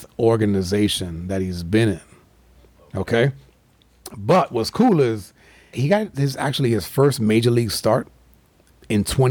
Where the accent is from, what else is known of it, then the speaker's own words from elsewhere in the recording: New York City, New York, United States; I'm from Manhattan